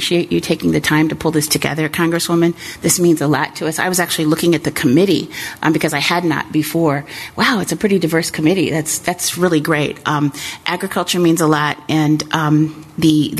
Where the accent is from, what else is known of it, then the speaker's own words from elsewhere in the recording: Central Illinois, United States; also born or lived in Springfield, Illinois; I come from Central Illinois